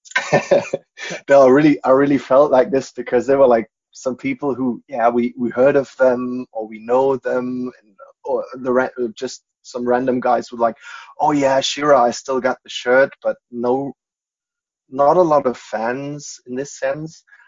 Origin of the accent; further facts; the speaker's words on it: Munich, Bavaria, Germany; English is a second language; also born or lived in United States; I'm born and bred Bavarian